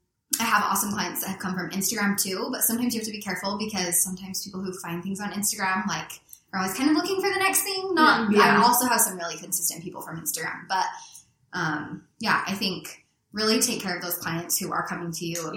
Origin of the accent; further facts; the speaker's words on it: South Ogden, Utah, United States; I grew up in South Ogden